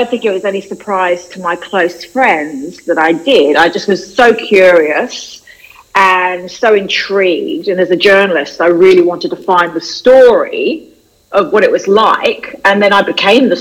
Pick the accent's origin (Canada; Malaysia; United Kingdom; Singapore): United Kingdom; London; moved away as an adult; now in Australia; I grew up in London, and I was a journalist in London, and I came to Australia 20 years ago